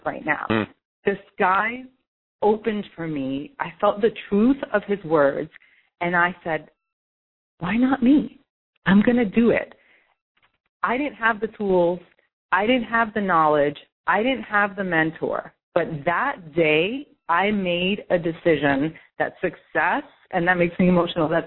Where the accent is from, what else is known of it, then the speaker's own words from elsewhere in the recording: New York City, New York, United States; I'm from New York City